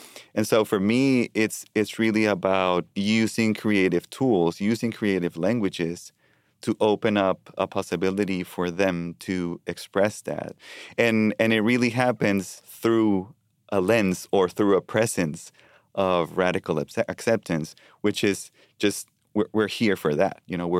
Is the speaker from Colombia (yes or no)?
yes; Colombia; now in Richmond, United States; You know, I immigrated in 2015 from Colombia to Richmond.